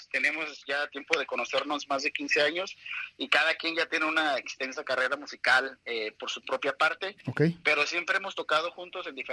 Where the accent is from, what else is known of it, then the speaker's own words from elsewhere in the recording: Guadalajara, Jalisco, Mexico; now in Los Angeles, United States; Todos somos mexicanos.